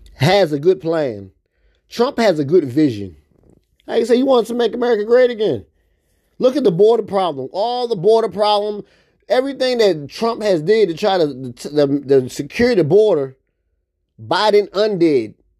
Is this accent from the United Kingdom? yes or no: no; United States; I'm American